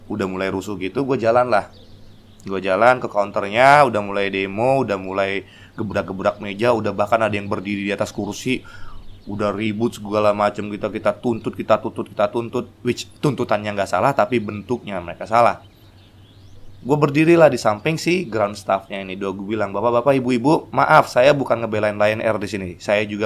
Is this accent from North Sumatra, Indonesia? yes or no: yes; Medan, North Sumatra, Indonesia; Yang kedua adalah waktu gue dari Medan. Dari Medan pulang liburan, Christmas, tahun baru gue pulang.